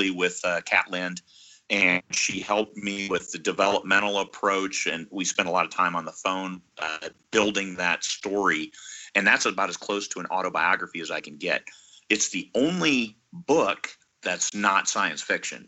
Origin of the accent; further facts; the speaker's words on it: Iowa, United States; now in Alaska, United States; I was born and raised in Iowa